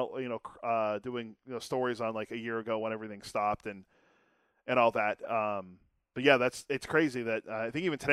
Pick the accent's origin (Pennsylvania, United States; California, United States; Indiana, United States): Pennsylvania, United States; Western; I grew up in Western Pennsylvania